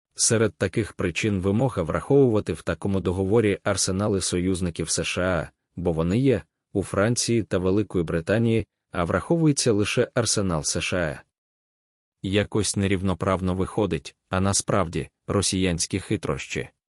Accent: Ukraine; ми з України

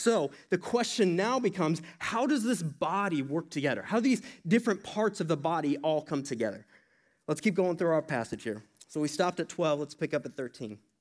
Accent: Iowa, United States; that's my home state.

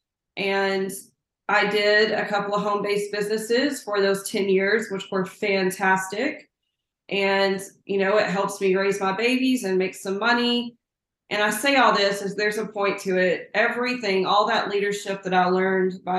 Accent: Plainview, Texas, United States; moved away as an adult; now in Lubbock, United States; I'm a small town girl. I am from Plainview, Texas, which is up in the panhandle.

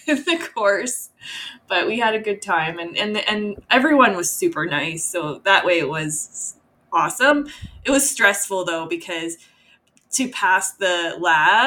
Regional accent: Edmonton, Alberta, Canada; I grew up in Edmonton

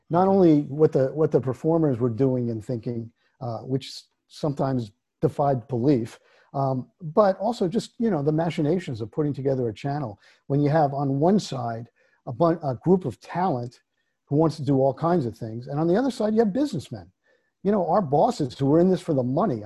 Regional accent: Jersey Shore, New Jersey, United States; I grew up on the Jersey Shore

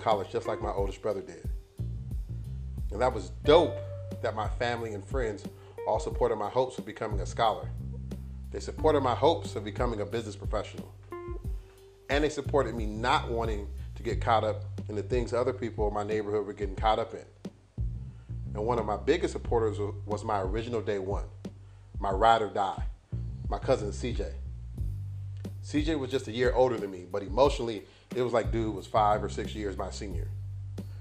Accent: Los Angeles, California, United States; born and raised in Los Angeles

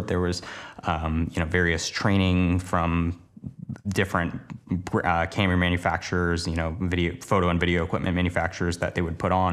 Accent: Portland, Oregon, United States; moved away as an adult; now in Los Angeles, United States; the place I grew up in Portland, Oregon, to moving to Los Angeles, now working down here full-time

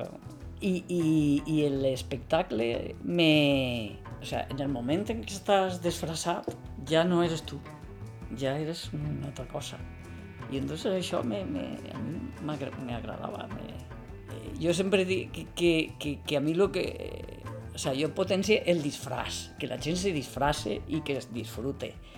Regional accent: Carlet, Valencian Community, Spain; vaig néixer el 31 d'octubre del 1956 en Carlet, un poble de la Ribera Alta de València

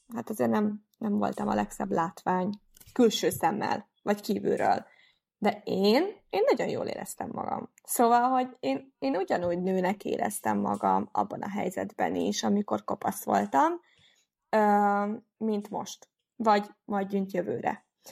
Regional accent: Nyíregyháza, Szabolcs-Szatmár-Bereg, Hungary; az én városomban, tehát ugye én Nyíregyházi vagyok

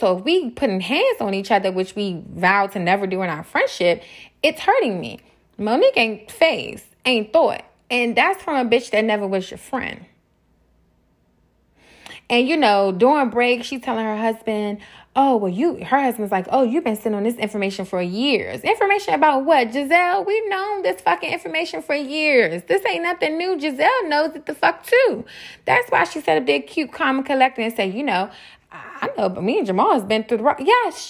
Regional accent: Baltimore, Maryland, United States; now in Atlanta, United States; I live in Atlanta, I'm from Baltimore.

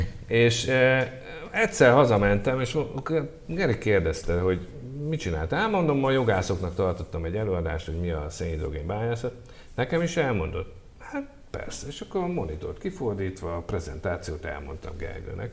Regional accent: Hungary; mint magyar ember

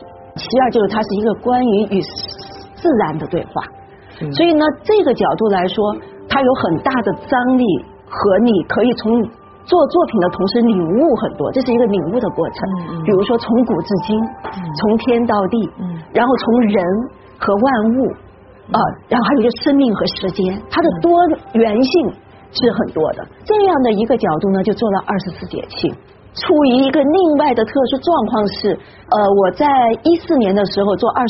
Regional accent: China; 我们中国人

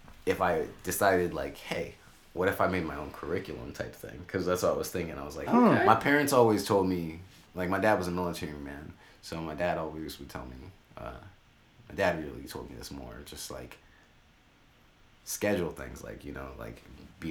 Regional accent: Sacramento, California, United States; I am from Sacramento.

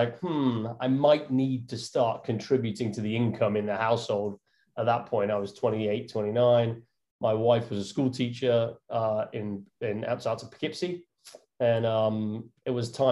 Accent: Northampton, East Midlands, United Kingdom; moved away as an adult; now in New York, United States; I'm from Northampton in England, the middle of England.

